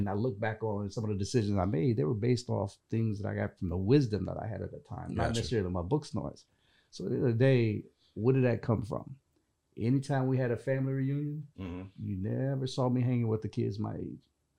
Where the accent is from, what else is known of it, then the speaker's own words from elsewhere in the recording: North Carolina, United States; I grew up in North Carolina, in a small town.